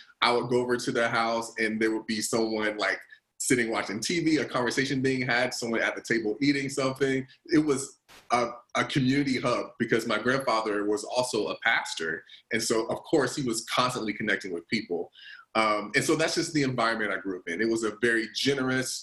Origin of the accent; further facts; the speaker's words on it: the Carolinas, United States; growing up, I'm originally from the Carolinas